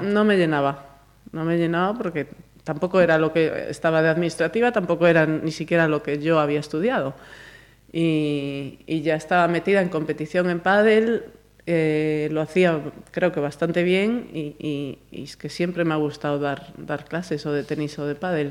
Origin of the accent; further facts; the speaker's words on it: Galicia, Spain; moved away; also born or lived in Madrid; somos las gallegas